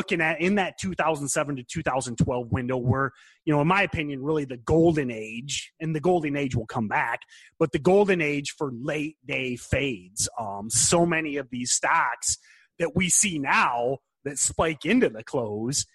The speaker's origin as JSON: {"language": "English", "country": "United States"}